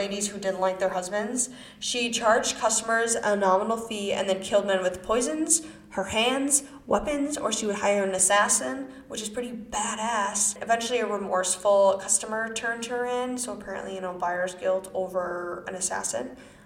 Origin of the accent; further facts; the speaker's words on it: Wisconsin, United States; accent: American; I'm from Wisconsin.